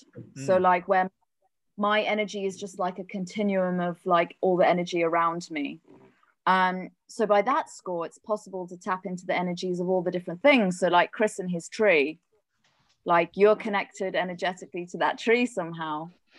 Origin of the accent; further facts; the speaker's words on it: South Africa; born there; I was born in South Africa, and I've also lived there as an adult.